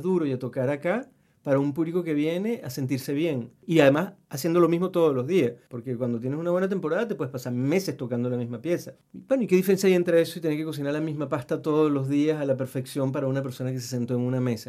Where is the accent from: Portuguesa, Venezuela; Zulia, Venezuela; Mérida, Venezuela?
Mérida, Venezuela; moved away as an adult; now in Chile; mi tierra Mérida